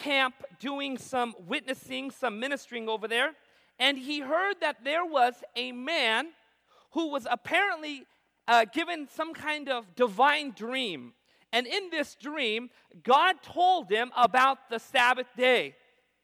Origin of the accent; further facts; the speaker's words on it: Southern California, United States; I was born in Southern California. My parents come from India.